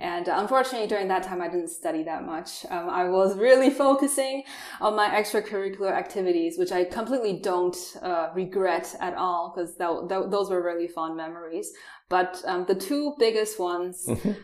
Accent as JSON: {"language": "English", "country": "Taiwan", "tie": "born or raised there", "also_born_or_lived": "New Zealand", "second_language": "English", "moved": "as an adult", "lives_now": "Germany", "said": "I'm actually from Taiwan. Born and raised there. Uh, I stayed also during my childhood four years in New Zealand"}